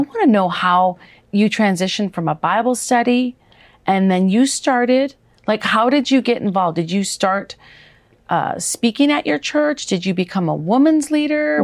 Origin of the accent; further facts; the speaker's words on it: Wisconsin, United States; moved away; also born or lived in Minnesota; I grew up in Wisconsin as well as a teenager